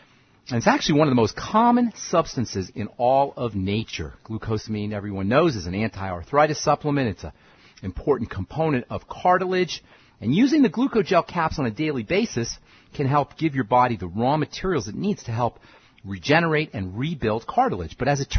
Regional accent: Boulder, Colorado, United States; I'm a pharmacist from Boulder, Colorado.

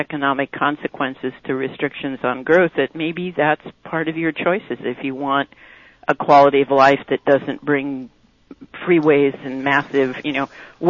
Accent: Orange County, Southern California, United States; now in Boulder Creek, United States; I grew up in Orange County in Southern California

